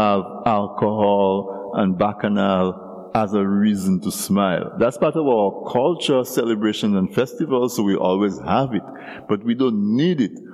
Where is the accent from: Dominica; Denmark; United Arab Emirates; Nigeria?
Dominica